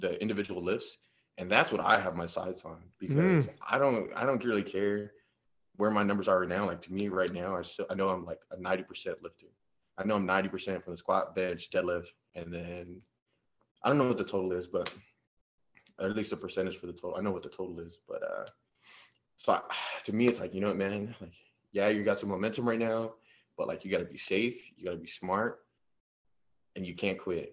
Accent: San Antonio, Texas, United States; I'm from San Antonio. I'm about 30 minutes south, little town called Jordanton

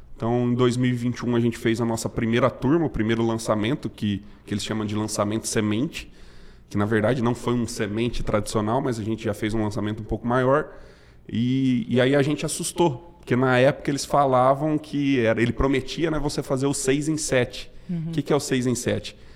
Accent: Matão, São Paulo, Brazil; eu sou de Matão, interior de São Paulo. É, nasci e fui criado por lá.

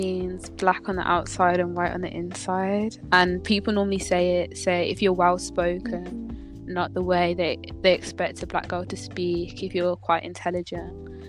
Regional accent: Birmingham, West Midlands, United Kingdom; I'm from Birmingham, I'm 16

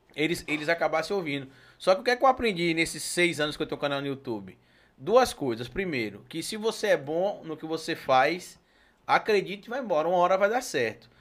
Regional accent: Itabuna, Bahia, Brazil; moved away; also born or lived in Sergipe; Eu sou natural de Itabuna, lá no sul da Bahia

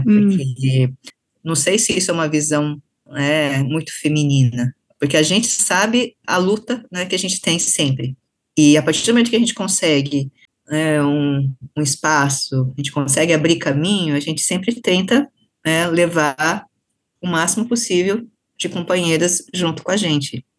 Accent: Brazil; Eu não sou japonesa, eu sou brasileira, então, mas eu tenho essa referência, essa formação, essa identificação que é nipo brasileira

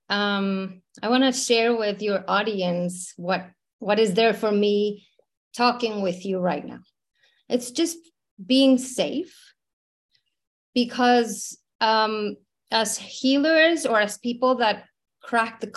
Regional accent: Mexico City, Mexico; moved away as an adult; I was born in Mexico City, born and raised in Mexico.

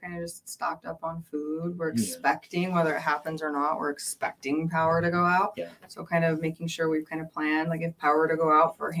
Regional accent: Seward, Alaska, United States; moved away; also born or lived in California; I grew up in Seward

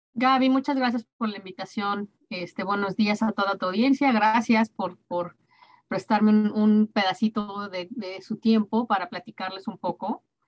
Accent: Mexico; now in Dallas, United States; viva México, es mi país

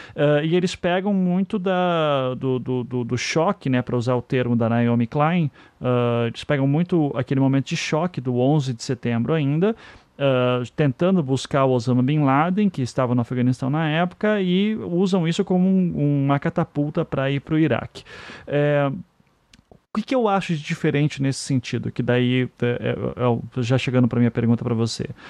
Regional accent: Brazil; nós que somos brasileiros passamos por pela, pela aquela inflação maluca

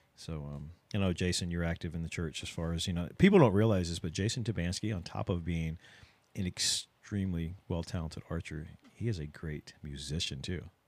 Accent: Ohio, United States; now in South Texas, United States; I'm from Ohio

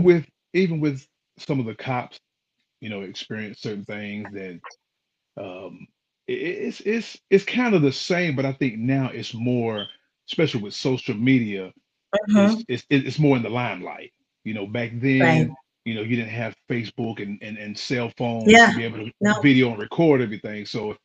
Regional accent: Knoxville, Tennessee, United States; Actually, life was good. I was blessed to be able to just grow up in a loving household.

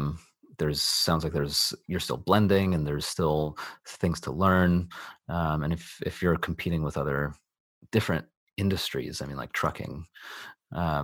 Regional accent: California, United States; now in London, United Kingdom; I live in London, I'm from California, and I miss my parents and my family. So I do go back

